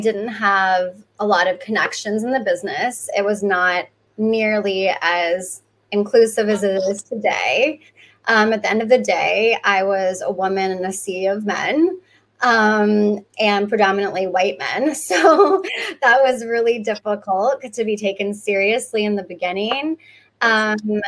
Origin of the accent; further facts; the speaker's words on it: Hawaii, United States; moved away as an adult; now in New York, United States; I was born and brought up in Hawaii